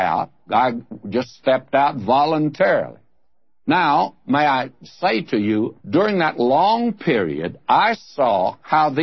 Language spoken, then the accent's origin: English; the South, United States; moved away as an adult; now in California, United States; the church that I was raised in the South